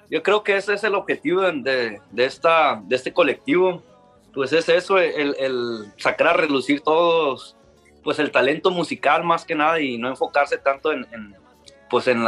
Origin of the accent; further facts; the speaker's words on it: Ciudad Obregón, Sonora, Mexico; yo también soy de, yo soy de Ciudad Obregón